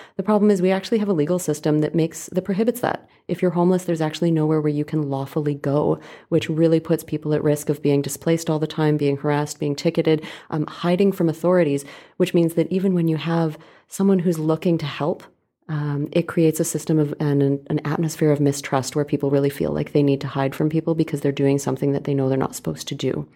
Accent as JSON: {"language": "English", "town": "Calgary", "region": "Alberta", "country": "Canada", "tie": "born or raised there", "moved": "as an adult", "lives_now": "Vancouver, Canada", "said": "I grew up in Calgary."}